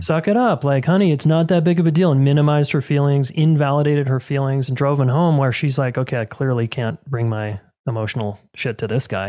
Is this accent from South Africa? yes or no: no; Salt Lake City, Utah, United States; moved away as an adult; now in Colorado, United States; I was born and raised in Salt Lake City, Utah